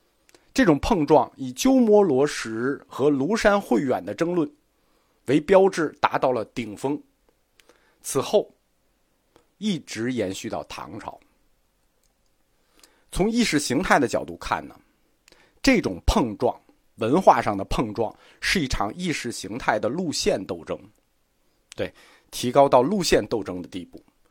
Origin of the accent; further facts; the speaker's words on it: China; 我们中国人此前并没有接触过组织化宗教